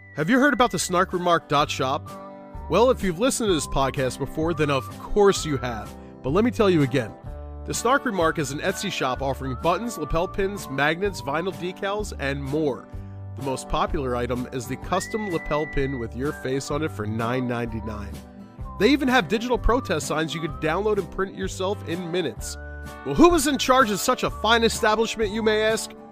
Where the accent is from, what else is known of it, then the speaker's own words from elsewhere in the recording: Philadelphia, Pennsylvania, United States; we grew up on Second Street in South Philly